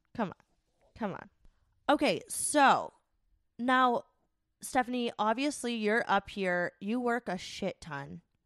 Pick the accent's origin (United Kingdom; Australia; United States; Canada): United States; Florida; moved away as an adult; now in Minnesota, United States; we're from Florida